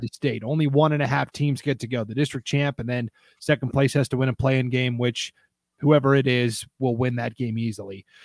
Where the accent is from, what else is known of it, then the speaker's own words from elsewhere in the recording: Montana, United States; in Montana, my home state